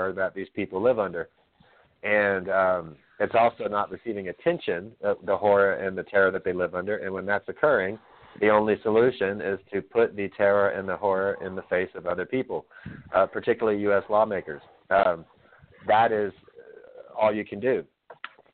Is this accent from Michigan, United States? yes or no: no; Texas, United States; I'm proud to be from the South. I'm from Texas. My family from Mississippi and from Louisiana